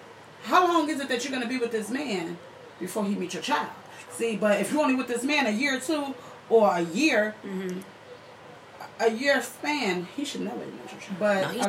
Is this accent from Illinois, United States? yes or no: yes; Chicago, Illinois, United States; also born or lived in West Side, Chicago; I grew up in Cabrini Green projects.